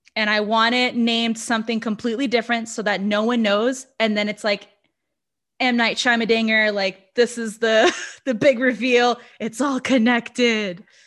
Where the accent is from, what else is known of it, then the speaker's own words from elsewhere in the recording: Brazil; English is a second language; i'm brazilian english is my second language